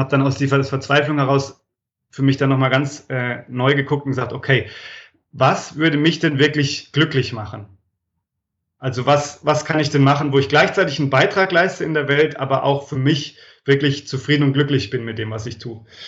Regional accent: Franconia, Bavaria, Germany; also born or lived in abroad; now in Freiburg, Germany; ich komme aus dem schönen Frankenland. Hm. Ich, ich wohne da, also bei Würzburg, Schweinfurt, aber ich wohne da schon länger nicht mehr.

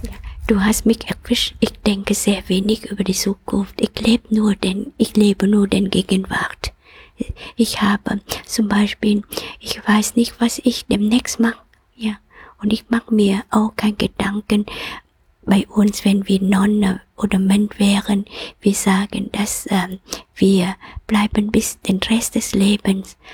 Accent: Vietnam; German is a second language; moved away; komme aus Vietnam und ich bin auch geboren in Jahren, wo ries, ähm, äh, starken und intensiver Krieg ist.

